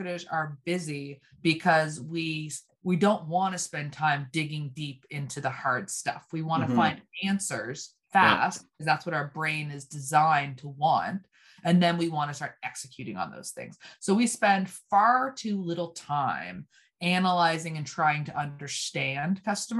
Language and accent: English; Canada; also born or lived in Nova Scotia; we're both Canadian.